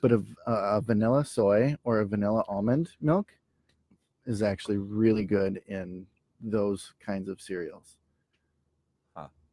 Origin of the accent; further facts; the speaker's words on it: Minneapolis, Minnesota, United States; I'm from Minneapolis.